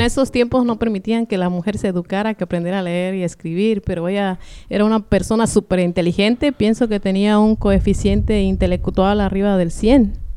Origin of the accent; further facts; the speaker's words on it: Michoacán, Mexico; also born or lived in Guerrero / La Mira, Michoacán / Lázaro Cárdenas; now in Phoenix, United States; yo nací en Guerrero, pero me crié en Michoacán